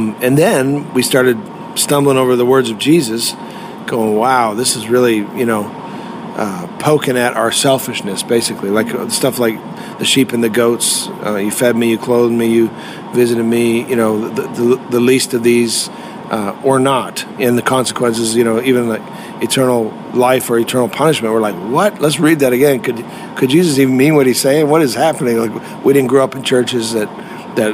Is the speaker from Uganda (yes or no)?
no; Canada; moved away as an adult; now in Nashville, United States; I came from Canada and a great Christian family, grew up serving God